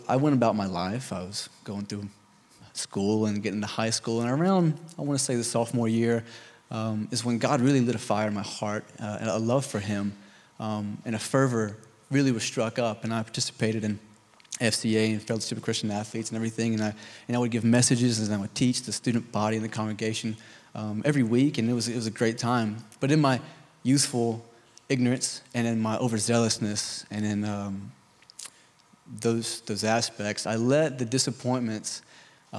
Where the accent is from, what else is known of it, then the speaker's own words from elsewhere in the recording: the Bible Belt, United States; I was raised in the Bible Belt